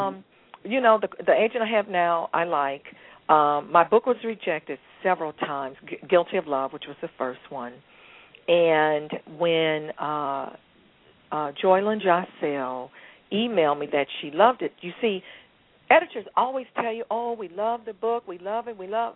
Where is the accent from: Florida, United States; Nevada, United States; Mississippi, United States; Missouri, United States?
Missouri, United States; St. Louis; St. Louis, my hometown